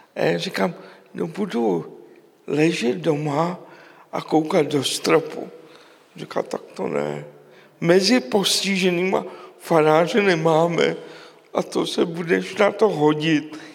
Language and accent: Czech; Prague, Czechia; já jsem vyrůstal v Praze v jedličkárně